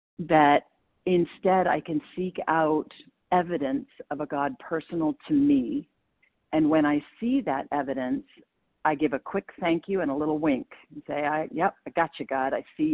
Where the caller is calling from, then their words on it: Maine, United States; compulsive overeater, calling from Maine.